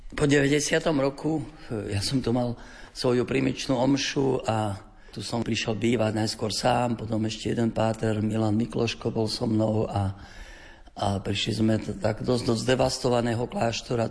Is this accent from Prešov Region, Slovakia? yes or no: yes; near Podolínec, Prešov Region, Slovakia; also born or lived in Bratislava; je to aj môj rodný kraj, tu nedaleko